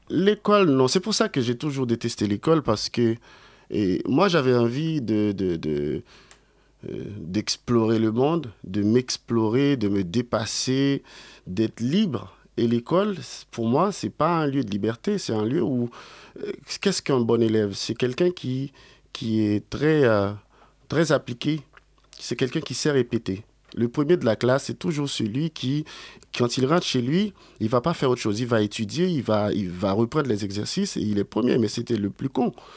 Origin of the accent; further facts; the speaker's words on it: Port-au-Prince, Ouest, Haiti; moved away; je suis né à Port-au-Prince et j'ai grandi là-bas aussi.